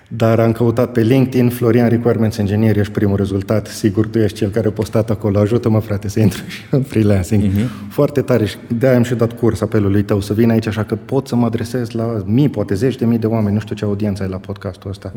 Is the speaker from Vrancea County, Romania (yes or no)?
no; Bocșa, Caraș-Severin County, Romania; moved away as an adult; also born or lived in Germany; revin la Bocșa, orașul meu natal, unde îmi știu toți oamenii